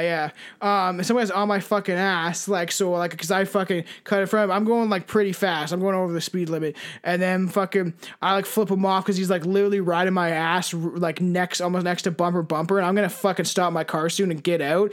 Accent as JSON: {"language": "English", "country": "Canada", "said": "we connect more with just being Canadian"}